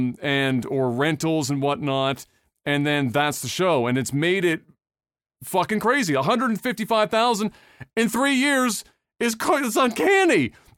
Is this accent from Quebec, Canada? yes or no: yes; Quebec, Canada; I'm from Quebec, so we're not in a totally different world either.